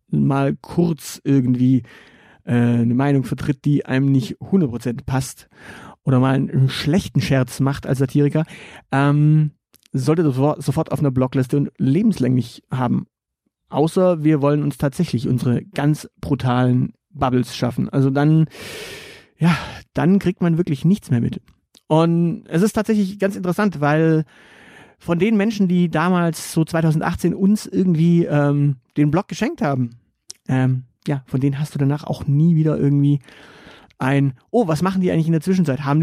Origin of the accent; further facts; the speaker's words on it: Stuttgart, Baden-Württemberg, Germany; Und das sage ich als Stuttgarter, äh, aus dem, aus dessen Stadt dieser Quatsch gerade aktuell kommt.